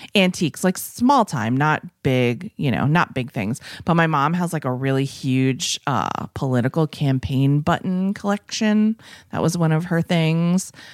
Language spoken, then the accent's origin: English; New England, United States; moved away; I come from New England, the land of, you might not know this, but my parents were, like, flea market people